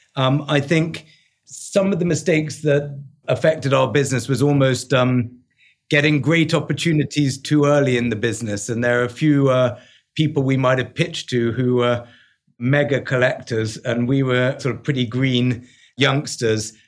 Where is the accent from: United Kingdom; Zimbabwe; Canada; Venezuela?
United Kingdom; London; accent: English; moved away as an adult; also born or lived in New York; I am London born and bred, so I'm a quintessential Englishman